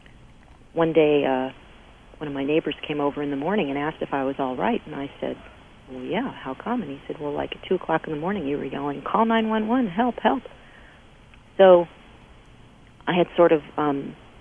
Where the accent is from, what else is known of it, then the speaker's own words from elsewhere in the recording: Paterson, New Jersey, United States; I was born in Paterson, New Jersey, which is known for its silk factories